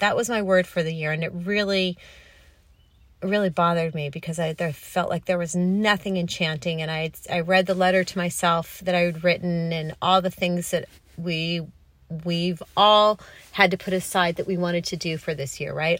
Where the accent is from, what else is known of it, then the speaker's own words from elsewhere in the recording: Los Angeles, California, United States; moved away as an adult; also born or lived in New York City; I grew up on the Pacific Ocean, even though I'm a California girl